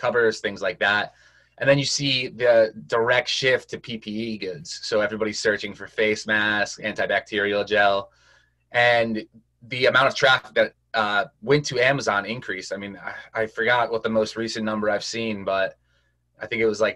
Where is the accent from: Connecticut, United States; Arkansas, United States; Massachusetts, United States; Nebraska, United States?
Connecticut, United States; I'm from Connecticut